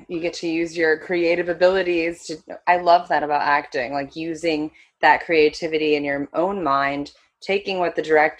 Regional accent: South Korea; also born or lived in Japan / United States / Philippines; I was born in Japan, raised mostly in Korea

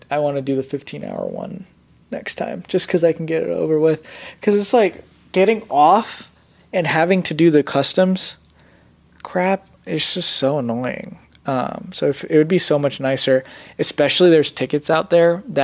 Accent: Gujarat, India; first language Gujarati; English is a second language; I'm a Patel, so we're Gujarati. Uh, so I'm from Gujarat, and that's that's where we're from. So in a small village.

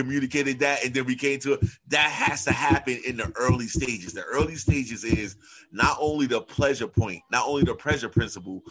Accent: New York City, New York, United States; I'm from New York City.

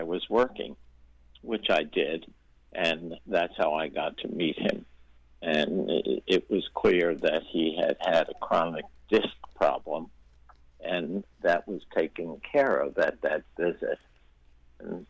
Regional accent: New York City, New York, United States; also born or lived in Brooklyn; I was from New York. I grew up in Queens

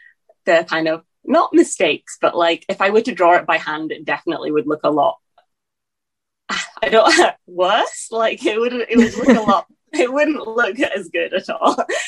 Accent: England, United Kingdom; now in Scotland; because I kind of grew up as a young kid in England, it's probably skewed my accent. Then I moved to Scotland. So I have been in Scotland since then.

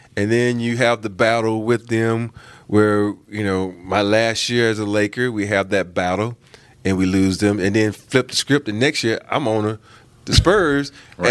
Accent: the South, United States; I'm from the South

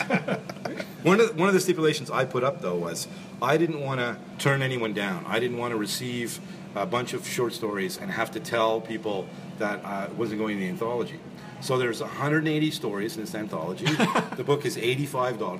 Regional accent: Montreal, Quebec, Canada; now in Toronto, Canada; I grew up in Montreal

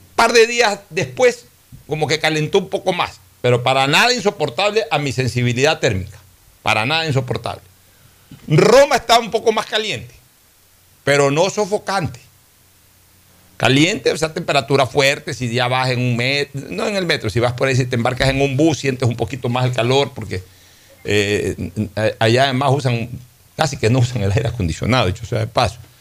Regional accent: Guayaquil, Guayas, Ecuador; yo, que soy guayaquileño y que Vivo en esta ciudad

